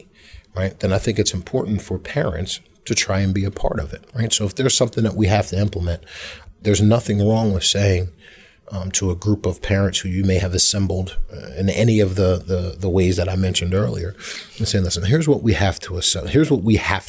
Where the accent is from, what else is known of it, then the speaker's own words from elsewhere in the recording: Philadelphia, Pennsylvania, United States; also born or lived in Hatboro-Horsham, Pennsylvania; I grew up in North Philadelphia, and my family made the decision to move out here when I was a freshman